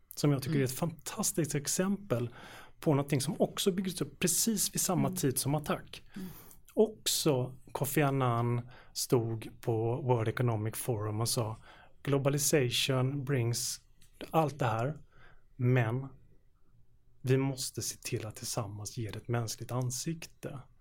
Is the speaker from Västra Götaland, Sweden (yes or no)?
yes; Gothenburg, Västra Götaland, Sweden; i den delen av Göteborg där jag växte upp